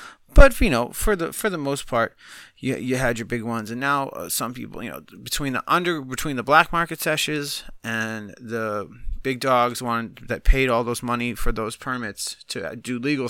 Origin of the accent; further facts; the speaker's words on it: Boston, Massachusetts, United States; moved away; And I grew up in Boston. I was there till '09.